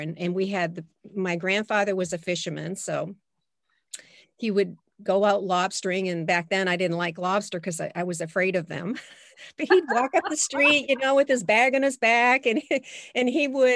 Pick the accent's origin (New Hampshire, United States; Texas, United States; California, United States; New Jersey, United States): New Hampshire, United States; Portsmouth; I was born in Portsmouth, New Hampshire